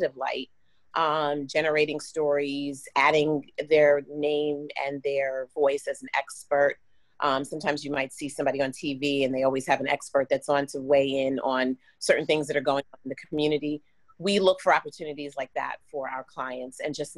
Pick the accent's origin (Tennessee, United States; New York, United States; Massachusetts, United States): New York, United States; moved away as an adult; also born or lived in Washington, District of Columbia, United States; now in Miami, United States; I'm originally from New York.